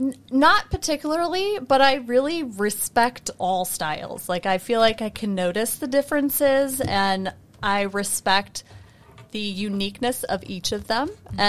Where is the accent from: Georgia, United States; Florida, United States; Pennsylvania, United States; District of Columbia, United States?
Pennsylvania, United States; also born or lived in New Hampshire / Minnesota / Elkhart; I was born in New Hampshire and moved around the country with my family. We lived in Minnesota. We lived in Elkhart. We lived in Pennsylvania, New Hampshire again. I spent my high school years in Pennsylvania